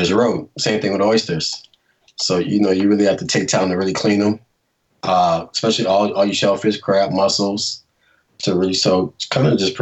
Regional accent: New Orleans, Louisiana, United States; I'm from New Orleans

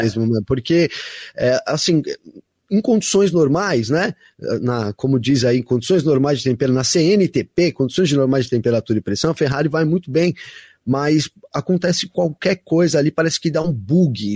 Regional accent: Brazil; minha família é italiana, eu sou bra bem brasileiro

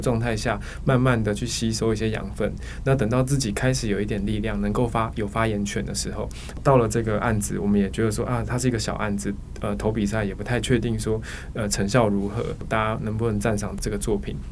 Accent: Tainan, Taiwan; now in Taipei, Taiwan; 我是台南出生的，那我从台南一路到台北

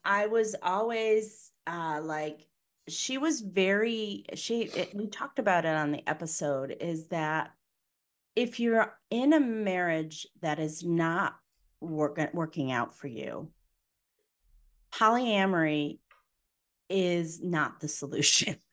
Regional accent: Connecticut, United States; I'm from Connecticut

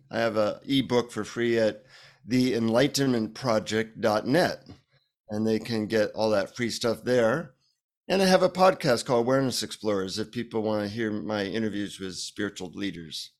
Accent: United States; from the United States

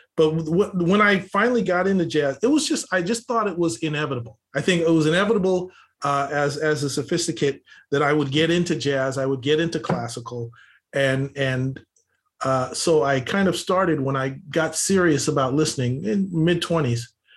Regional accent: Los Angeles, California, United States; I grew up here in Los Angeles, uh, oldest of five kids

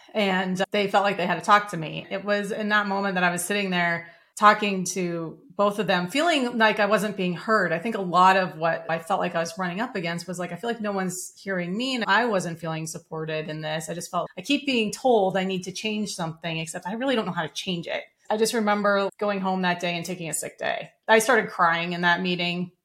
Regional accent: Denver, Colorado, United States; I grew up in Denver, Colorado

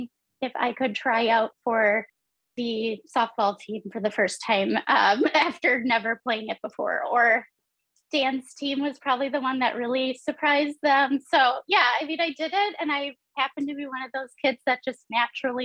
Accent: Stevens Point, Wisconsin, United States; I grew up in Stevens Point, which is like right in the center

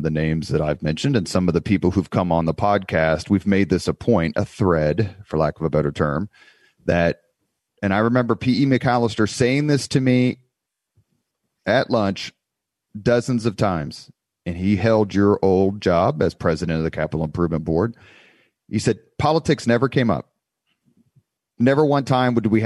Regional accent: Indianapolis, Indiana, United States; I grew up in Indianapolis.

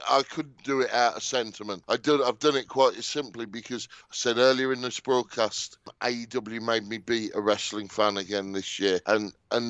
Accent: England, United Kingdom; me as an English wrestling fan

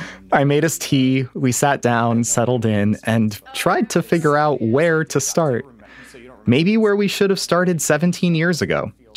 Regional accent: Albany, New York, United States; also born or lived in Iran; I grew up in what I sincerely believe to be one of the best cities in the country. It's Albany, New York. Growing up, it's not like I tried to ignore my heritage. It's just that growing up American worked for me.

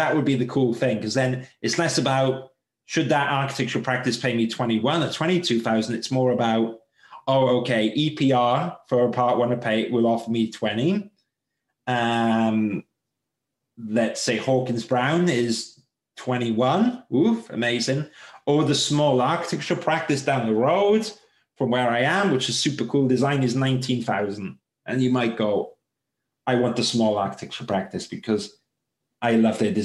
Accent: United Kingdom; especially as British

